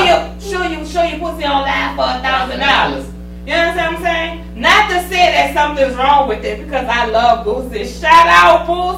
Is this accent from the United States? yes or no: yes; New Orleans, Louisiana, United States; I'm originally from the Seventh Ward.